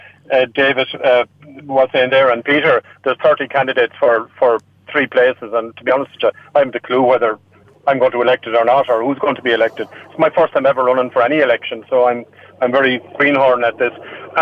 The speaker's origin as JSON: {"language": "English", "region": "Gaeltacht", "country": "Ireland", "first_language": "Irish", "second_language": "English", "said": "being from the Gaeltacht, Irish is my first language. I had to learn English. It's my second language."}